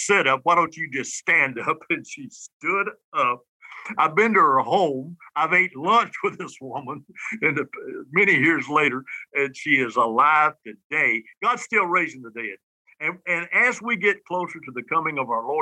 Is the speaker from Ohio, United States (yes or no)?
no; Alabama, United States; from Alabama